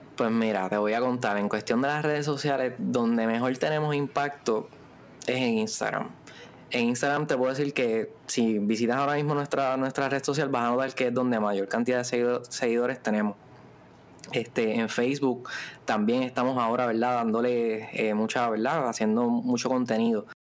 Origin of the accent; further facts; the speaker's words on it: Ponce, Puerto Rico; Somos de allá de Ponce, pero ahora mismo estamos acá en Viejo San Juan